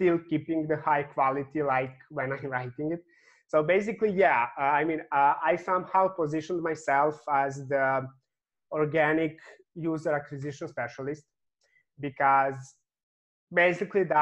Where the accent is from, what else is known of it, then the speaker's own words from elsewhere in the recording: Serbia; I'm coming from Serbia